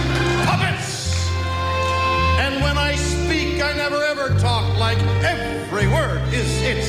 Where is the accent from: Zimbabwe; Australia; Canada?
Canada; Montreal, Quebec; now in California, United States; I live in California, but I was raised in Montreal. And yes, I've gone where no man has gone before, but permission. … I am Canadian.